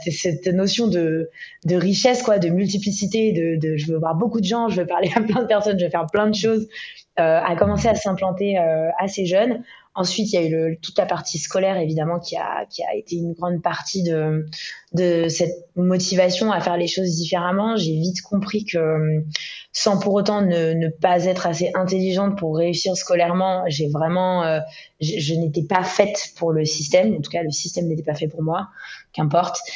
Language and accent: French; Ibiza, Balearic Islands, Spain; moved away as an adult; also born or lived in Istanbul / Tel Aviv; J'ai une enfance assez internationale. J'ai été élevée à Ibiza, euh, avec tout ce, que, tout ce que ça comporte comme connotation